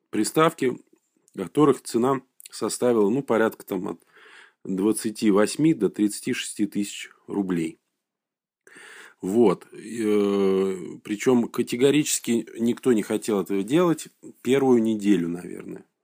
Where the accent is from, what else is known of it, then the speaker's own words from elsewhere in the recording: Saint Petersburg, Russia; сказать, э, петербуржец. Вот, это, может быть, тоже имеет значение.